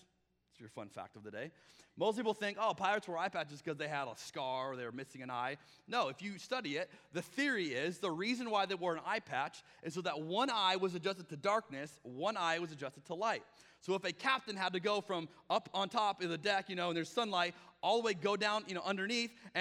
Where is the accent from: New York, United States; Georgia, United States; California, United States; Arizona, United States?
Arizona, United States; moved away; I'm from Arizona